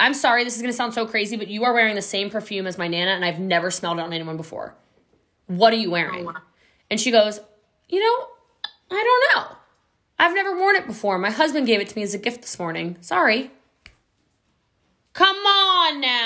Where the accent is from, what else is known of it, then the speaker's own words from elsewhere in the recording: Hawaii, United States; I'm Hawaiian. You know, we had a family home on Front Street in Lahaina